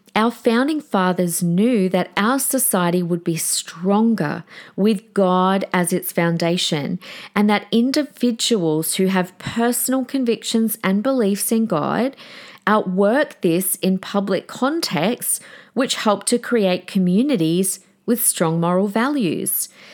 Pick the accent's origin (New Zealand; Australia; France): Australia; Adelaide, South Australia; born in Adelaide, my hometown